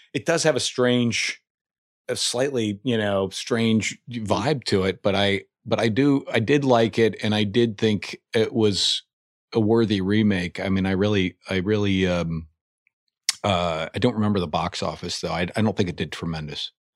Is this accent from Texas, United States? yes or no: no; Indiana, United States; moved away; I'm from Indiana originally.